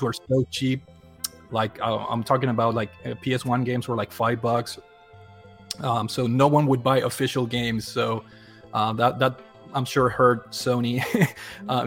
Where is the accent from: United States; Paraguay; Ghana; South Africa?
Paraguay; moved away; I I grew up in South America, uh, born born and raised in, in Paraguay